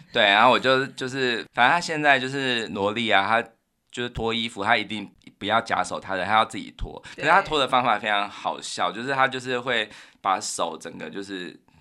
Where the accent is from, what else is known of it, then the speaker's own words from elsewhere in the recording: Taiwan; 我们台湾人就是在我们这个小时候会有的